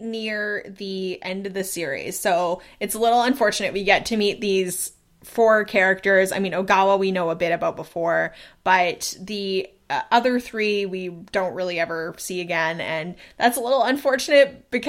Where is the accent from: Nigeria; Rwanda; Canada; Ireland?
Canada; But we're both Canadian.